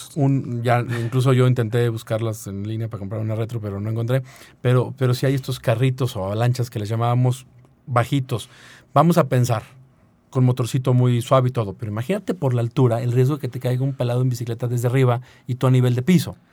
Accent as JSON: {"language": "Spanish", "region": "San Luis Potosí", "country": "Mexico"}